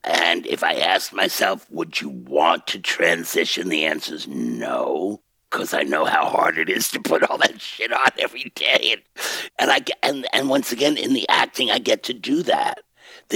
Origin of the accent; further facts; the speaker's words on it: New York City, New York, United States; I'm a kid from Bensonhurst.